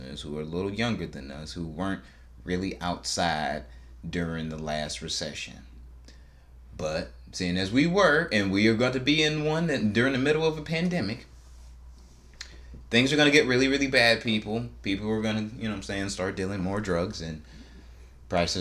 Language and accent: English; Michigan, United States; we're from Michigan. We're from the auto industry